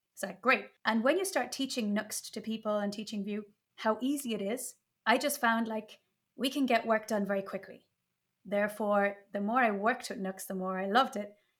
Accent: Ireland; now in Spain; I'm Irish, but living in Spain

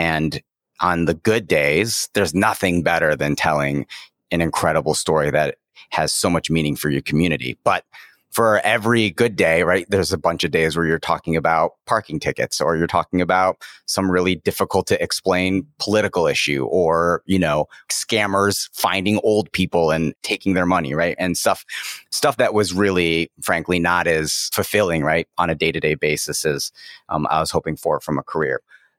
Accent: Cleveland, Ohio, United States; also born or lived in China; I was born and raised in Cleveland, Ohio, son of immigrants from Taiwan, and in a working class family

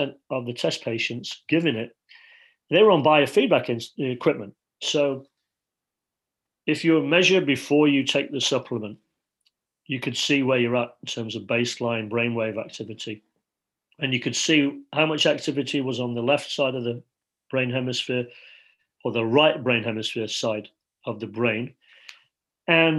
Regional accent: Leeds, Yorkshire and the Humber, United Kingdom; I feel like I'm sitting as a five-year-old in Leeds, England, growing up in Yorkshire

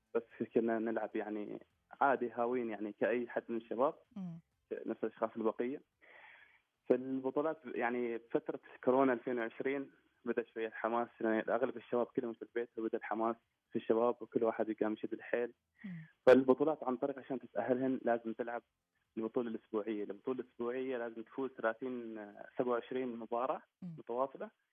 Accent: Oman; also born or lived in Qatar; مسجل اني انا في قطر واني عماني

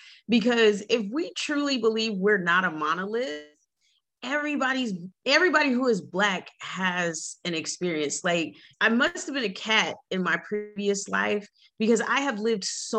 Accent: Oakland, California, United States; also born or lived in Atlanta, Georgia; now in Alpharetta, United States; growing up in Oakland, you know, Oakland has a reputation for being the hood, right?

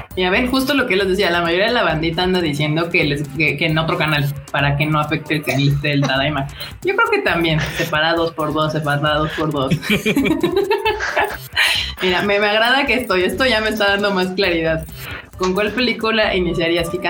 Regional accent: Mexico

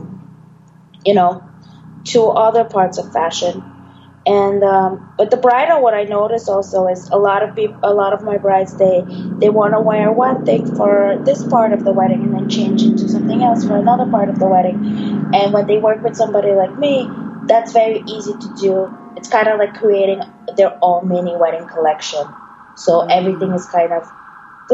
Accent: Bulgaria; now in New York, United States; I am originally from Bulgaria. I already made it to New York, so to say.

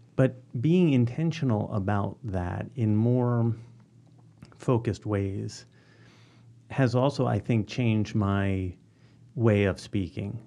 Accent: Philadelphia, Pennsylvania, United States; moved away as an adult; also born or lived in Ohio; I grew up in Northwest Philly, within the city still

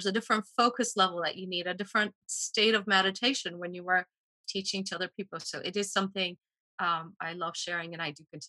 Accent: Poland; also born or lived in United States / Washington, D.C. / Costa Rica; now in Key Biscayne, United States; I am originally from Poland, and I immigrated to the States with my parents in 83. I then lived in the States for 15 years, worked in Washington, D.C. in public relations and so on. And then I went back to Poland

